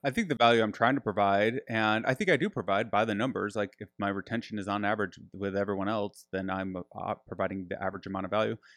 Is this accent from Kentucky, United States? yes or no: no; Grand Rapids, Michigan, United States; now in Austin, United States; I'm from, uh, Grand Rapids